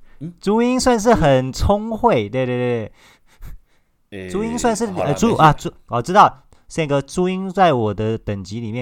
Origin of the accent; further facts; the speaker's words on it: Taiwan; 可以说是我们台湾人的骄傲